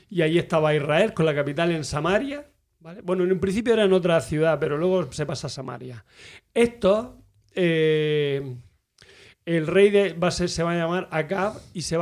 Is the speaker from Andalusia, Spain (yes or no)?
yes; Almería, Andalusia, Spain; also born or lived in Barcelona; nací en Almería, pero ah, de los dos a los siete años viví en Barcelona.